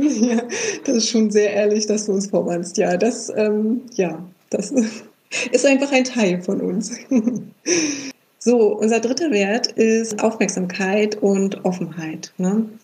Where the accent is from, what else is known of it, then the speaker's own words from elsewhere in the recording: Berlin, Germany; vielleicht ist es auch manchmal diese Berliner Direktheit. Wir kommen beide ja aus Berlin.